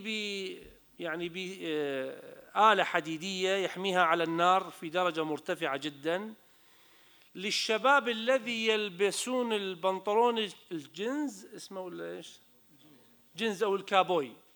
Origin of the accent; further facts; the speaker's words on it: Iraq; انا كمواطن عراقي